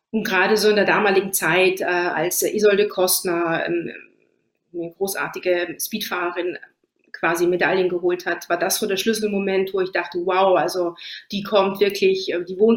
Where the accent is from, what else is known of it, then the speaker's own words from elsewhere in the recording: Trentino-Alto Adige, Italy; klar sind wir auf ein paar Italienerinnen und ich fühle mich auch als Italienerin, aber ich fühle mich noch mehr als Südtirolerin